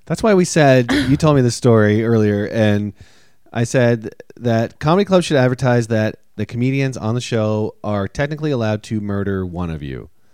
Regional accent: Toronto, Ontario, Canada; moved away as an adult; now in United States; if I was in Toronto, at least I have the comfort of being in my home country, my hometown

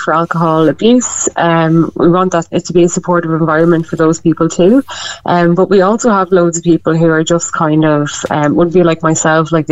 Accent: Westmeath, Ireland; also born or lived in Dublin; now in Meath, Ireland; I'm originally from Westmeath. I'm living in Meath. I just moved back from Dublin

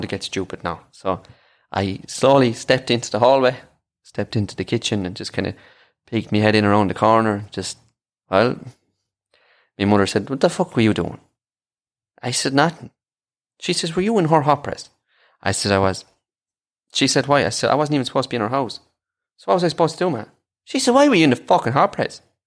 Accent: Ireland; accent: Irish; I am

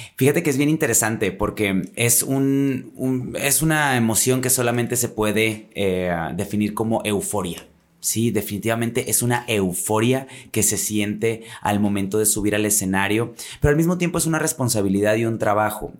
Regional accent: Monterrey, Nuevo León, Mexico; yo sí vengo de un poquito más lejos, desde la Sultana del Norte

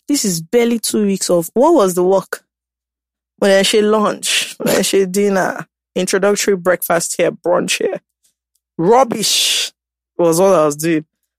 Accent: United Kingdom; But I'm British, you see.

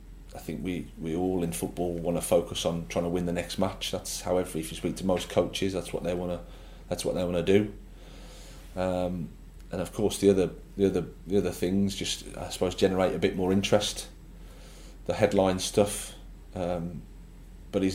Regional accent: Birmingham, West Midlands, United Kingdom; moved away as an adult; It was great as my hometown club

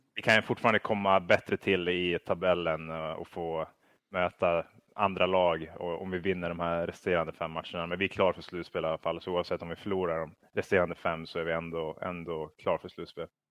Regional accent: Kramfors, Västernorrland County, Sweden; jag tror att vi växte upp i Kramfors

